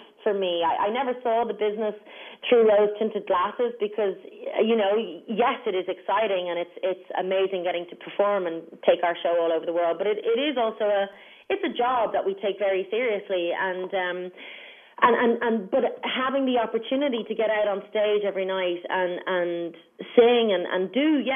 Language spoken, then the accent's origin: English; Ireland; a lot of it is from our homeland